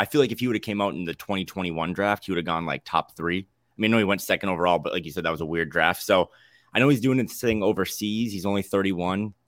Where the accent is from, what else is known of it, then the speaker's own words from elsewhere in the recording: North Dakota, United States; now in Portland, United States; I'm from North Dakota, born and raised